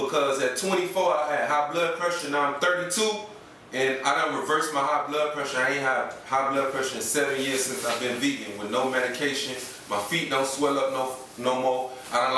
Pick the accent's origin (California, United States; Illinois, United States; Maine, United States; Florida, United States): Florida, United States; Hollywood; I'm here from Hollywood, Florida, from Carver Ranches.